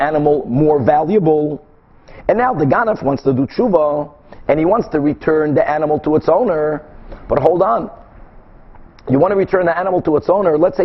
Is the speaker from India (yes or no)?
no; Brazil; moved away; In the late 70s, when I was growing up in Brazil, my father, who was selling them curtains, used to travel a lot to other countries